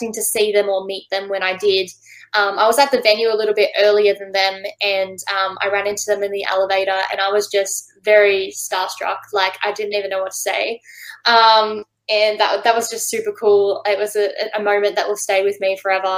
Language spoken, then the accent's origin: English; Australia; I just recently played my hometown